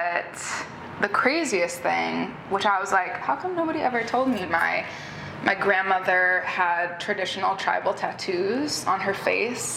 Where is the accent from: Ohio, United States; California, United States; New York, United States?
New York, United States; I grew up here in New York